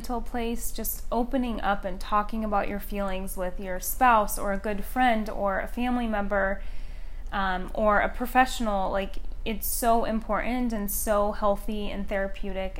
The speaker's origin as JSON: {"language": "English", "area": "the Northwest", "region": "Pacific Northwest", "country": "United States", "tie": "born or raised there", "moved": "yes", "lives_now": "Scottsdale, United States", "said": "Growing up in the Northwest, just surrounded by nature all around me"}